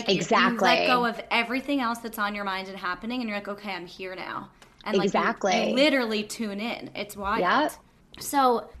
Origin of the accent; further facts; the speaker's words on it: Long Island, New York, United States; And we're both from Long